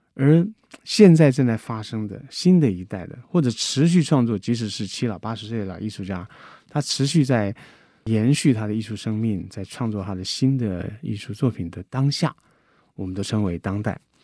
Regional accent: Guangdong, China; 我是广东人，我在山谷里面跟他用广东腔对来对去

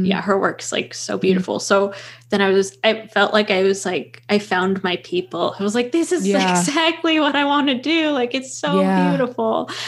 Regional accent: Portland, Oregon, United States; moved away as an adult; also born or lived in Los Angeles, California; I grew up in Portland but moved to LA for school and then lived there for a few years

